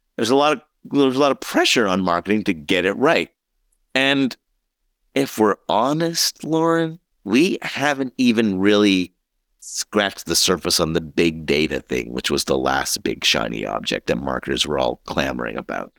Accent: Montreal, Quebec, Canada; I was born in Montreal, so I was a big Expos fan, a big, big Montreal Canadiens fan

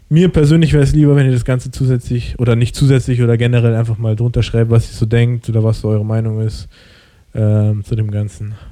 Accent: Germany; ich komme aus dem Ausland, sage ich jetzt mal, so, ich bin in Deutschland geboren, ich habe einen deutschen Pass.

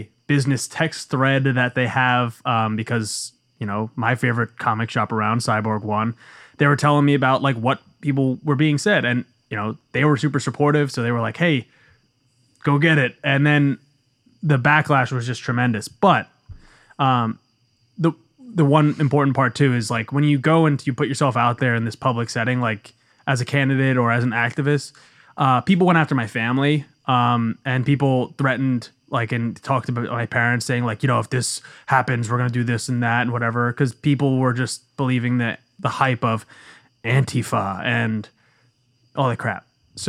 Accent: Bayonne, New Jersey, United States; born there; Bayonne. I was born in Bayonne.

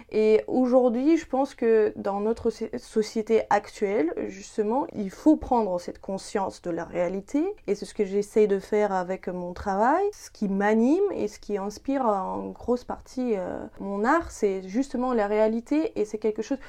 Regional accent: Dnipro, Dnipropetrovsk Oblast, Ukraine; moved away; mon enfance et de, de, mes origines. Hein, parce que je viens d'une ville industrielle ukrainienne qui s'appelle Dnipropetrovsk

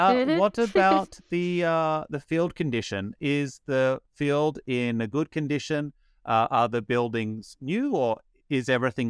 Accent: Australia; I'm Australian

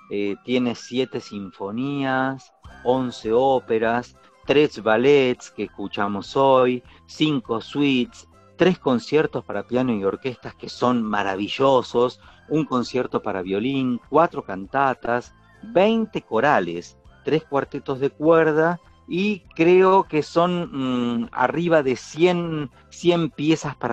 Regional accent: Argentina; te olvidás que yo soy un artista argentino

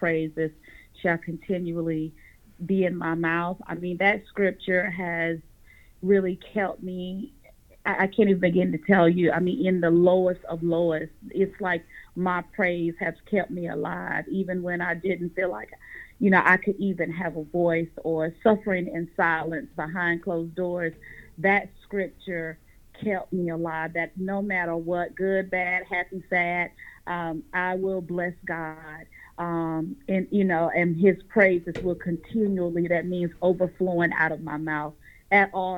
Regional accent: Raleigh-Durham area, North Carolina, United States; I am from North Carolina, the Raleigh-Durham area.

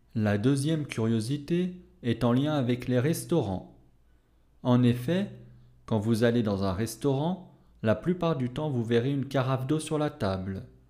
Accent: France; je suis français

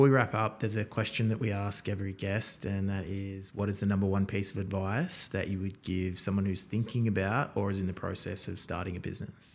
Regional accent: Townsville, Queensland, Australia; now in Melbourne, Australia; I was born in Townsville, so way up north

